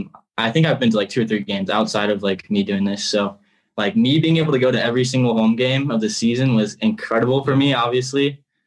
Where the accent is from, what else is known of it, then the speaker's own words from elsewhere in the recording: Indiana, United States; I'm from Indiana, so it's like obviously a normal thing to have tractors and stuff